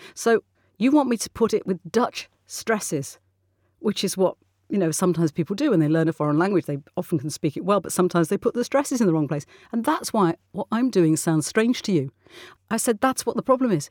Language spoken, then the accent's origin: English; England, United Kingdom; I am English.